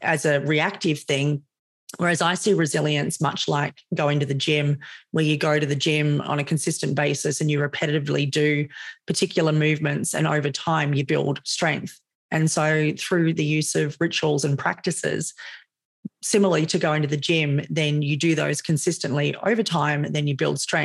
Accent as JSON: {"language": "English", "town": "Sydney", "region": "New South Wales", "country": "Australia", "tie": "born or raised there", "said": "You can probably hear that I'm Australian. I live in Sydney, born and raised in Sydney."}